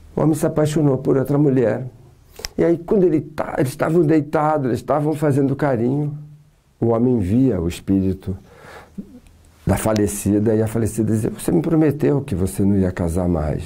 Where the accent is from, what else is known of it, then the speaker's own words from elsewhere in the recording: Santos, São Paulo, Brazil; Eu sou de Santos